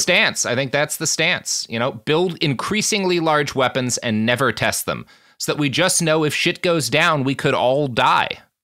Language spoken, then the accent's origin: English; United States; as an American